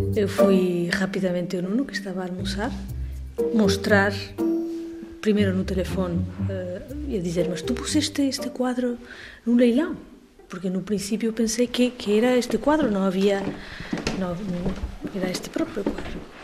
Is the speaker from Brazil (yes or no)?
no; Spain; sou espanhola.